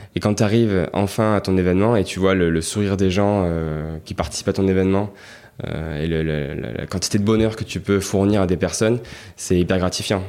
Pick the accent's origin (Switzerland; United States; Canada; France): France; Marseille, Provence-Alpes-Côte d'Azur; je suis né à Marseille, euh, il y a 33 ans, parce que j'ai 33 ans aujourd'hui. J'ai grandi dans le 12e, euh, donc dans une petite maison euh, pavillonnaire, comme il y en a beaucoup dans le 12e à Marseille.